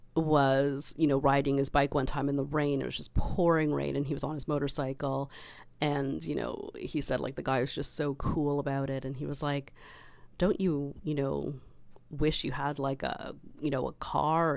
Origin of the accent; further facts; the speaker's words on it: Canada; I love being Canadian